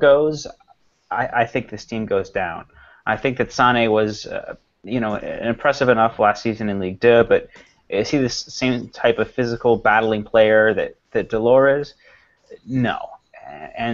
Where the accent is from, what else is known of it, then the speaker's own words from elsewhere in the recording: United States; being an American, okay, being from the States